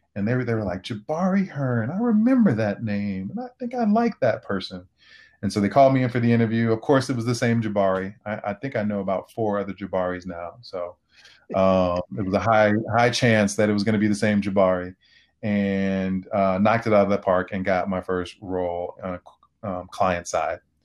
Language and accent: English; Oak Park, Illinois, United States; I also grew up in a small town called Oak Park, which is a western suburb of Chicago